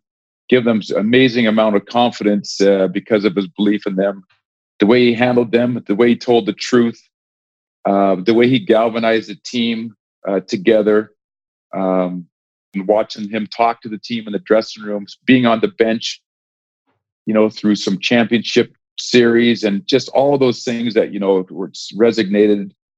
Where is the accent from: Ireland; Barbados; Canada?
Canada; West Coast; but he grew up on the East Coast. I grew up on the West Coast.